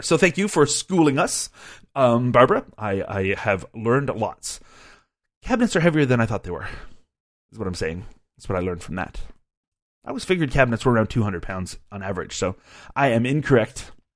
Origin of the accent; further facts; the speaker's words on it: Canada; as a Canadian